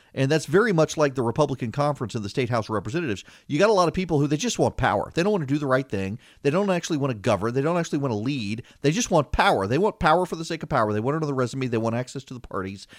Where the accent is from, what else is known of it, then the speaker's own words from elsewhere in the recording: Louisiana, United States; I'm from Louisiana